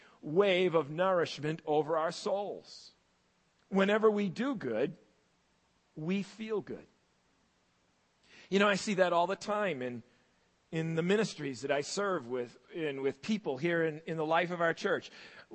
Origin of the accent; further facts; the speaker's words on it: United States; also born or lived in Massachusetts / Maine; When I was a kid growing up in Massachusetts and in Maine